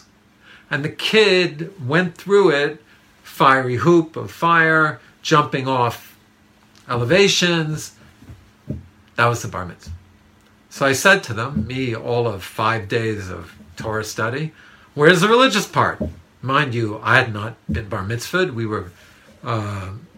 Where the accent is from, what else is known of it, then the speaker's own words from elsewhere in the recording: New York City, New York, United States; Growing up in Manhattan